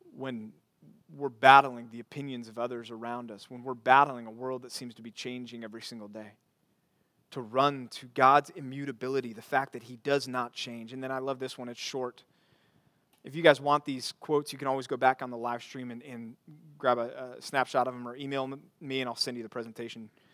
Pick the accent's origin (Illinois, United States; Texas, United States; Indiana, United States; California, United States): Texas, United States; also born or lived in Missouri; now in Arizona, United States; Growing up in Texas